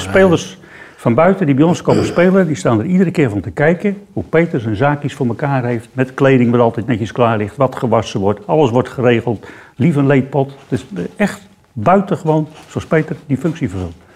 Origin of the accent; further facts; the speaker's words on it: Heerjansdam, South Holland, Netherlands; born or raised there